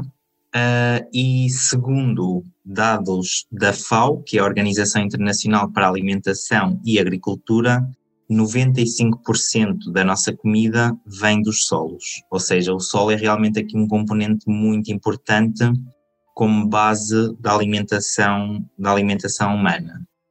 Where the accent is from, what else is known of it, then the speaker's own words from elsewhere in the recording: Aveiro, Aveiro District, Portugal; moved away as an adult; now in Spain; sou de Portugal, atualmente estou em Espanha